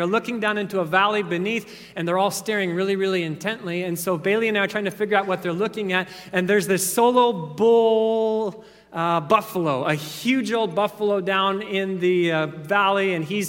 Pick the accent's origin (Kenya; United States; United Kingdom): Kenya; I was thinking back to growing up in Kenya. Oftentimes, the power would go out for 2-3 days at a time.